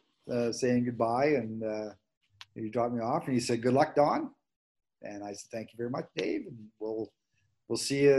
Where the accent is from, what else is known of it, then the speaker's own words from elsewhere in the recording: Manitoba, Canada; moved away; I was from Manitoba.